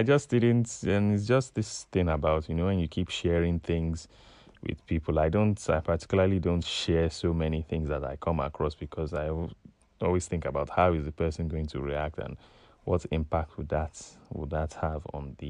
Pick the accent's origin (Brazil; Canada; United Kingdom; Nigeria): Nigeria; moved away as an adult; I said, yeah, I'm from Nigeria.